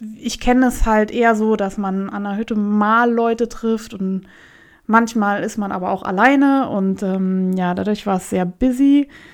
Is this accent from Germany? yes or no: yes; Germany; hier in Deutschland